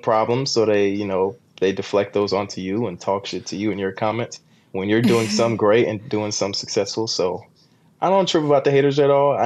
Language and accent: English; Costa Rica; moved away; I'm building one in my home country, Costa Rica, that I'm going to Airbnb out.